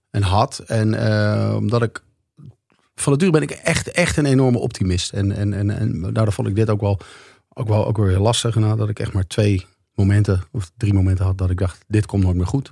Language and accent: Dutch; Leusden, Utrecht, Netherlands; mijn ouderlijke huis, waar ik ben opgegroeid